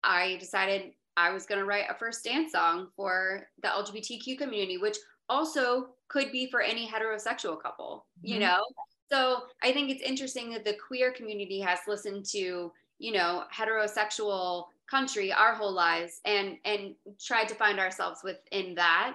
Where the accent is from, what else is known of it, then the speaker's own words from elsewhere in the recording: Florida, United States; I'm from Florida.